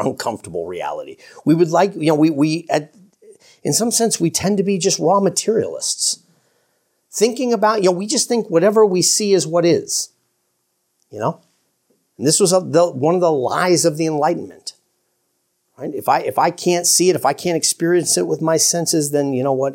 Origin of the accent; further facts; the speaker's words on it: New York, United States; I'm an American, for crying out loud, and I'm a New Yorker